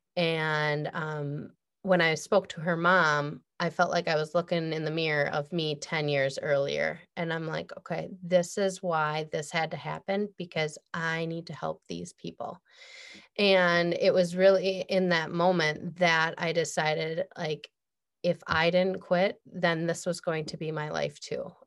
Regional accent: Midwest, United States; I'm from the Midwest

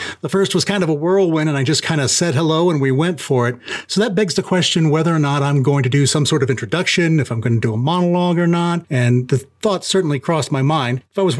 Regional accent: Lima, Ohio, United States; moved away; back in my hometown of Lima, Ohio.

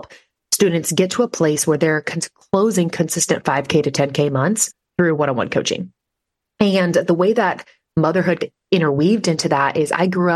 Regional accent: Nebraska, United States; I am from Nebraska

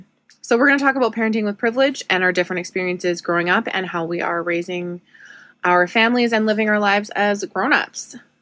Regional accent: Saskatoon, Saskatchewan, Canada; I went to Lawson Heights School, which is in the North End. That's where my parents still live by. And then for high school, I went to Marion Graham as well.

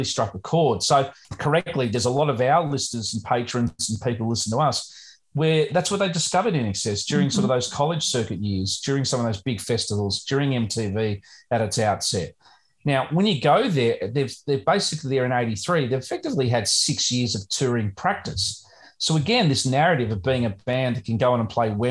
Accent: Australia; being an Australian

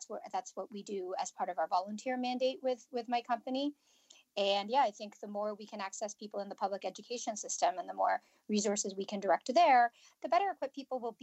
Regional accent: Canada; I'm from Canada.

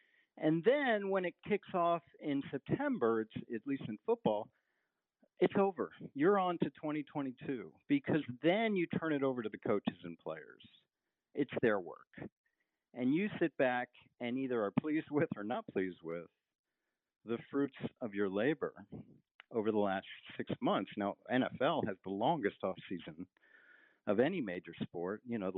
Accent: East Coast, United States; also born or lived in San Francisco; As I mentioned, I'm from the East Coast. I went to college on the West Coast. I lived out near Stanford, San Francisco for a while.

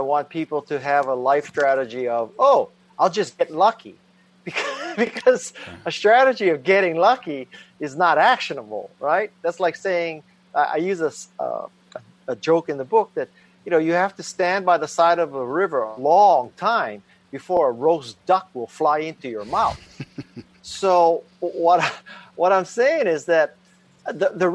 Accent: Honolulu, Hawaii, United States; moved away as an adult; I was raised in Honolulu, Hawaii

